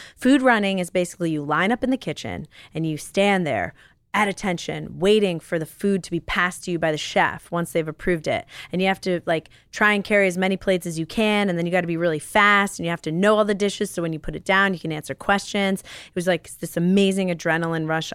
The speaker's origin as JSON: {"language": "English", "town": "New York City", "region": "New York", "country": "United States", "tie": "born or raised there", "moved": "as an adult", "lives_now": "Los Angeles, United States", "said": "I was born and raised in New York City."}